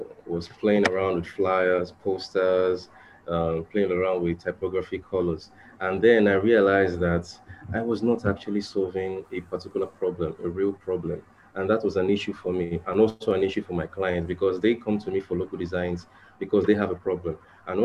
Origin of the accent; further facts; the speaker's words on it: Nigeria; I'm from Nigeria, Africa.